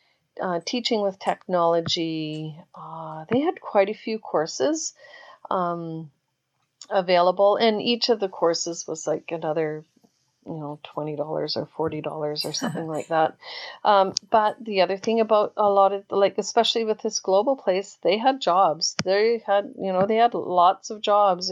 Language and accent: English; Canada; I'm Canadian